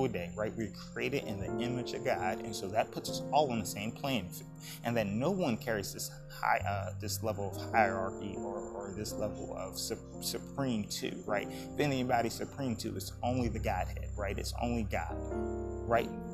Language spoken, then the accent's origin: English; United States; as a people, as American people